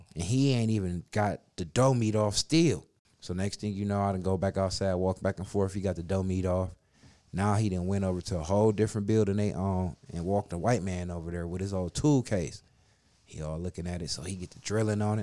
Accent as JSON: {"language": "English", "town": "Cleveland", "region": "Ohio", "country": "United States", "said": "we from Cleveland, boy"}